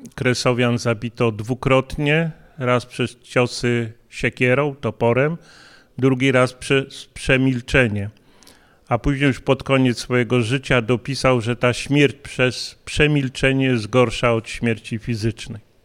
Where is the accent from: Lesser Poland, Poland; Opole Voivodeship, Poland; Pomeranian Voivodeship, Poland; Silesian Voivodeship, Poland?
Lesser Poland, Poland; Kraków; ja jestem urodzony w Krakowie